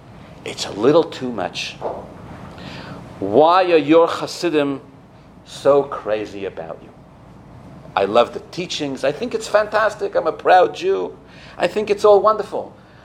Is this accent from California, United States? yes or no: yes; Los Angeles, California, United States; I'm from Los Angeles, did I mention that? In Los Angeles we say, take a royal chill pill, right?